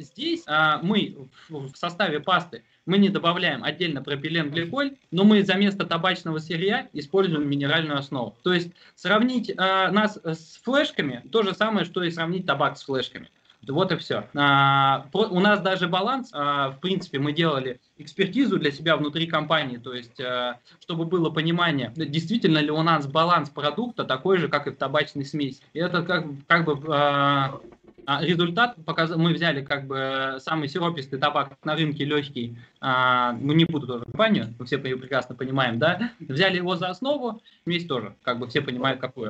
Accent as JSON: {"language": "Russian", "town": "Tomsk", "region": "Tomsk Oblast", "country": "Russia", "also_born_or_lived": "Omsk", "moved": "as an adult", "said": "Сами мы как из Томска"}